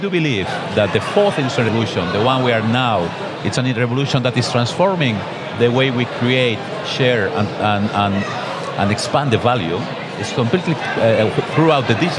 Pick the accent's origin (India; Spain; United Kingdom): Spain; Barcelona, Catalonia; I am a guy from Barcelona